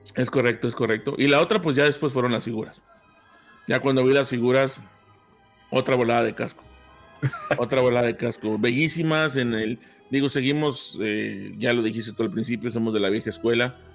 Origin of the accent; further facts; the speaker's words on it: Tampico, Tamaulipas, Mexico; now in Arlington, United States; México, de donde soy yo, soy Tampico Madero, de la zona del sur de Tamaulipas